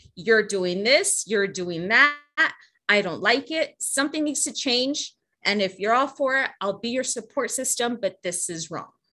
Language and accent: English; Laredo, Texas, United States; also born or lived in San Antonio, Texas; I was born in San Antonio, Texas, but was raised in Laredo, Texas